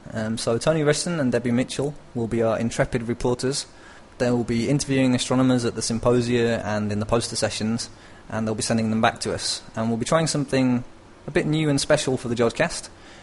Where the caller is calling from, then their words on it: northern Italy, Italy; I'm calling from the north of Italy.